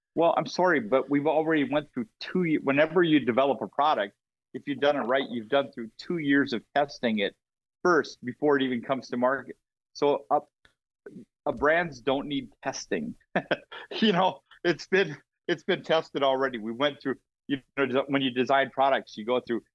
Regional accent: Minnesota, United States; I'm from Minnesota

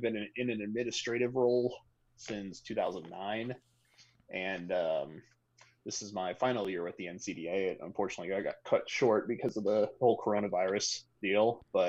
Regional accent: Henderson, Kentucky, United States; moved away as an adult; also born or lived in Bowling Green, Kentucky; now in Columbus, United States; the Metro Sports Center in Evansville, Indiana, which was a 40-minute drive from my hometown of Henderson, Kentucky.

